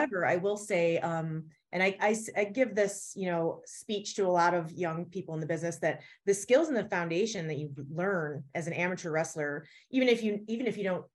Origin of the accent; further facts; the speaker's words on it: Elmira, New York, United States; moved away; Elmira, New York, my hometown